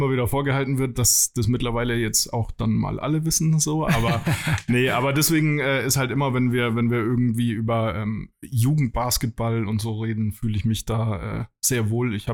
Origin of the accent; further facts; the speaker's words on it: Würzburg, Bavaria, Germany; also ich komme aus der Gegend um Würzburg.